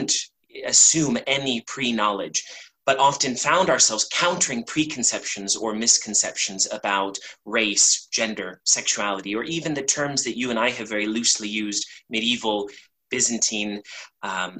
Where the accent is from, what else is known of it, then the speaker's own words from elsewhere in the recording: Los Angeles, California, United States; Growing up in Los Angeles during the outbreak of AIDS